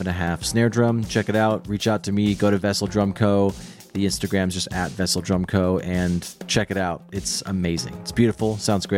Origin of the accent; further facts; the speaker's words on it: Seattle, Washington, United States; moved away as an adult; now in Los Angeles, United States; I was born and raised in the Seattle area, actually. And then I moved to LA in 2016